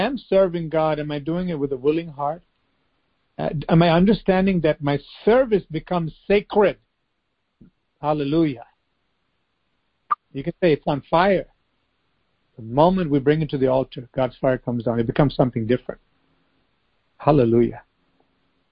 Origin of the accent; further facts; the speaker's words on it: United States; growing up in the United States.